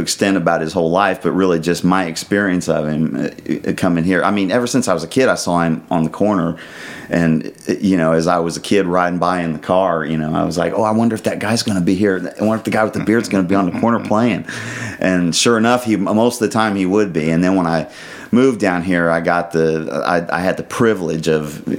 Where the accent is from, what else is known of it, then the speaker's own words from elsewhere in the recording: Indianapolis, Indiana, United States; moved away as an adult; now in Brown County, United States; Originally from the east side of Indianapolis